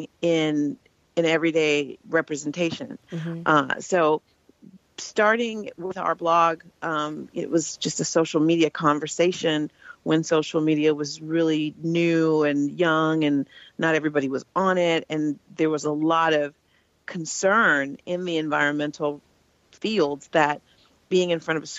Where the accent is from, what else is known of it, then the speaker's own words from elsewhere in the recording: Oakland, California, United States; I was born and raised in Oakland, California